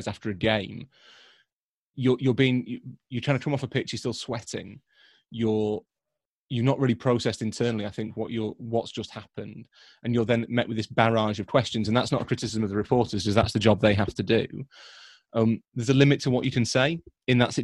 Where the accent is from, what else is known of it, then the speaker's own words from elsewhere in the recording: Leeds, Yorkshire and the Humber, United Kingdom; I am from Leeds